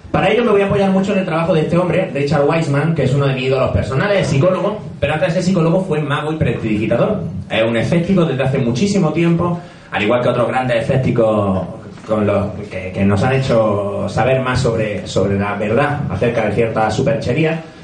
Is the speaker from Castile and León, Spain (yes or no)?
no; Granada, Andalusia, Spain; moved away as an adult; also born or lived in Madrid; Como habréis notado por el acento, soy de Granada, allí estudié psicología